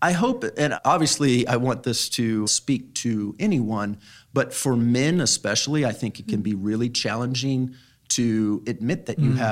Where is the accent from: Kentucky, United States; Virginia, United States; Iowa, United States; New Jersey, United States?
Virginia, United States; Northern; moved away as an adult; also born or lived in Mexico / Spain / Morocco / Tunisia; now in Oklahoma, United States; I grew up in Northern Virginia in the DC area